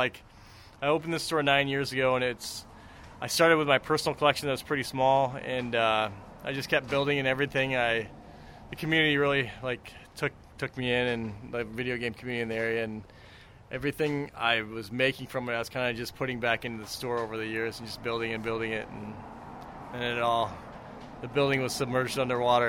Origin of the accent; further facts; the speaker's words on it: Iowa, United States; now in Florida, United States; I'm from Iowa, so I think I'm going to move back to Iowa